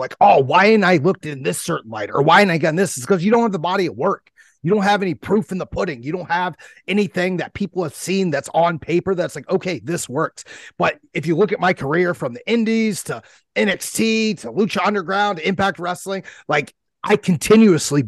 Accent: Ohio, United States; I'm from Ohio. We got a whole different jargon over here

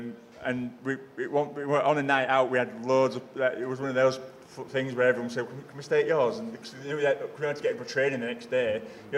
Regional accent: Selby, Yorkshire and the Humber, United Kingdom; also born or lived in Castleford; My dad was a minor, so we moved out from Castleford to Selby when I've only been 4 years old.

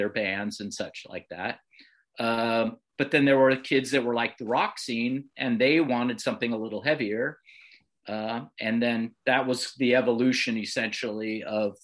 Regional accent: Bay Area, California, United States; growing up in the Bay Area

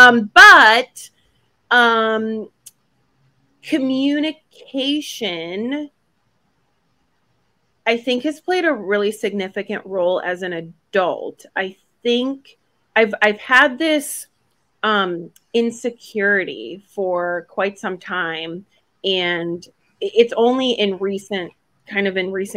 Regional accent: Buffalo, New York, United States; also born or lived in Gdańsk, Poland; still in second and third grade, I grew up in Buffalo, New York

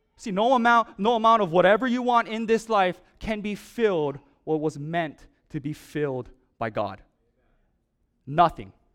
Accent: Oahu, Hawaii, United States; Growing up in Oahu, uh, when I was very, very young

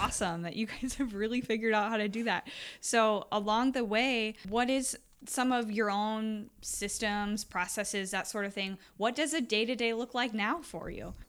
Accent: Iowa, United States; I was born and raised in Iowa

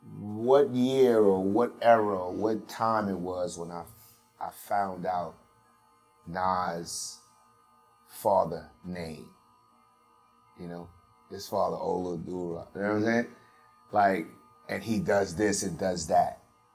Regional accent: Brooklyn, New York, United States; Growing up in these certain parts, you know, like because I'm from Brownsville, of course I'm, you know, partial to Brownsville

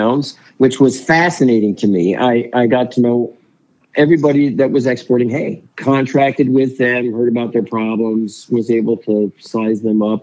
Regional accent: New Jersey, United States; moved away as an adult; also born or lived in Utah; now in Washington, United States; I grew up in New Jersey, the son of immigrants from Switzerland

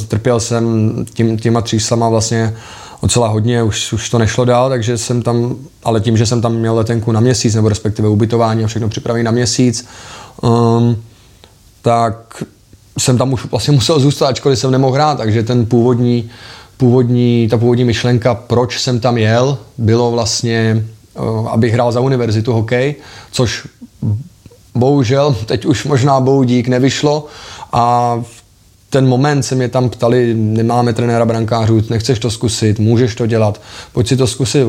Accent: Liberec, Liberec Region, Czechia; also born or lived in Prague / Pardubice; já jsem liberecký odchovanec, v Liberci jsem vyrůstal, pořád tam žiju

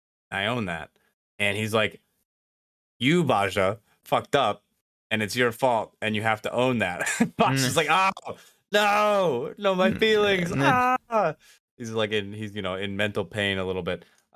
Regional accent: Midwest, United States; accent: Midwestern; Sorry, that's my Midwestern accent coming out.

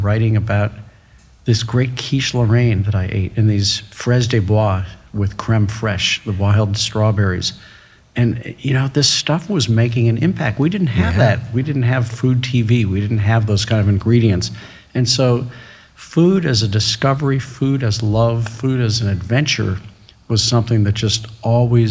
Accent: St. Louis, Missouri, United States; a kid growing up in St. Louis

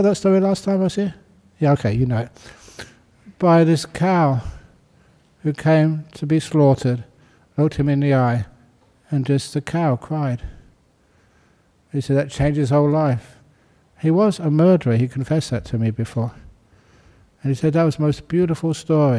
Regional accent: London, United Kingdom; I was born in 1951 in London.

